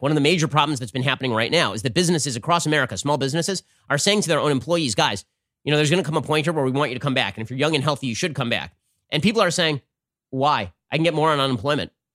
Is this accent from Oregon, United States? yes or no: no; California, United States; the state of California, my home state